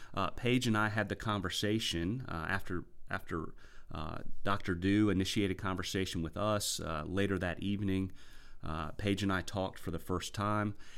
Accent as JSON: {"language": "English", "country": "United States", "also_born_or_lived": "South Carolina / Virginia", "said": "we hail from South Carolina and Virginia, which is a far cry from the Gulf Coast"}